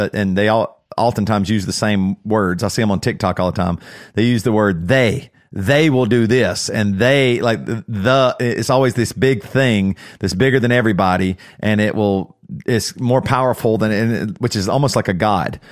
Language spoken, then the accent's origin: English; Greer, South Carolina, United States; growing up in Greer, South Carolina